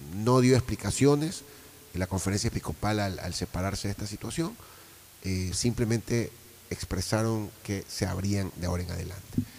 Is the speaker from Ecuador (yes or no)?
yes; Ecuador; como ecuatoriano, como ciudadano